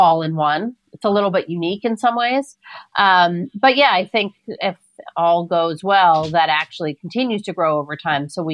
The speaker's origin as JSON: {"language": "English", "town": "New York City", "region": "New York", "country": "United States", "tie": "born or raised there", "said": "I'm not just a New Yorker. I'm born and bred in Queens"}